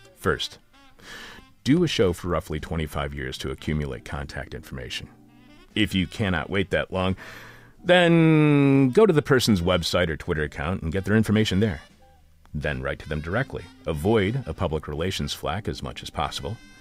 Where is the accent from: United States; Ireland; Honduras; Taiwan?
United States; we are from the United States